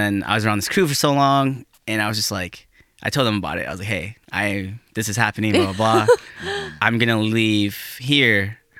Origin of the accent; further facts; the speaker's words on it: South Dakota, United States; moved away as an adult; now in Milwaukee, United States; I'm from South Dakota.